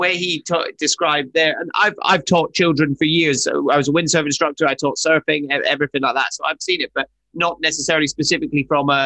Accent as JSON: {"language": "English", "region": "Highlands of Scotland", "country": "United Kingdom", "tie": "born or raised there", "said": "I grew up in the Highlands of Scotland. That's where I'm from"}